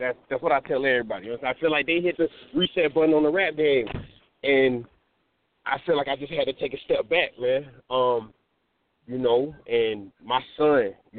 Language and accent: English; Georgia, United States; Being, in this panhandle, growing up in South Georgia, you understand?